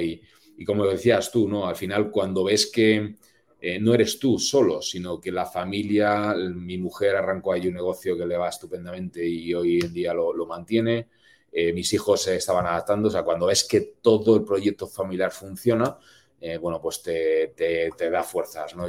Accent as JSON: {"language": "Spanish", "country": "Spain", "moved": "as an adult", "said": "como buen latino y buen español"}